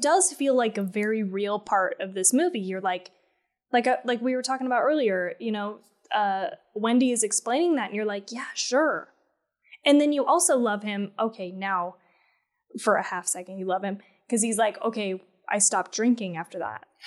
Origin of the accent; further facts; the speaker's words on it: Colorado, United States; I grew up in Colorado